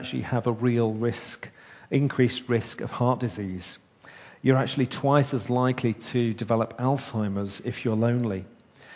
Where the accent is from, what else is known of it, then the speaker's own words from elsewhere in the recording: Leicestershire, East Midlands, United Kingdom; I grew up in Leicestershire with my mum and dad, my sister